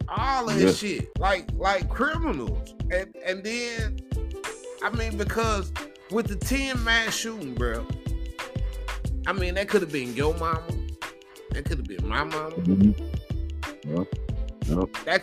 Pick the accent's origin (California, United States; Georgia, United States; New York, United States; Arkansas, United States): Arkansas, United States; Blytheville; moved away; we grew up in the Ville